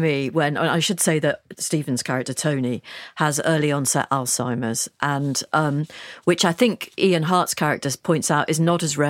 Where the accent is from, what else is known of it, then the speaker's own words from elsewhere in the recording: Liverpool, North West England, United Kingdom; I should say I am from Liverpool too. So I wonder whether this whole programme meant more to me because I'm from Liverpool. I've got parents who are in their 80s.